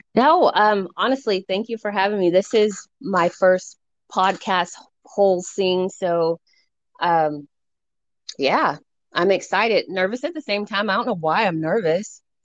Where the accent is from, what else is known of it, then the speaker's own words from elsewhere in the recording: Colorado Springs, Colorado, United States; moved away as an adult; now in San Luis Obispo, United States; I'm originally born and raised Colorado Springs, Colorado, um, and I moved out to California to for college.